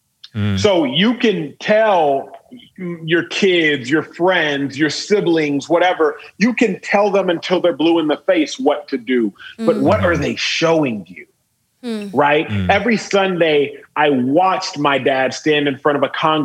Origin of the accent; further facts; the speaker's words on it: Dallas, Texas, United States; I was born and raised in Dallas, Texas. And Dallas proper, not to be confused with the suburb